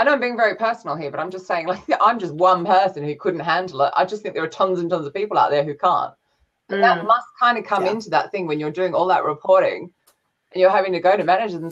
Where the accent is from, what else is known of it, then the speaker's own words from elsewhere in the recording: Australia; As an Australian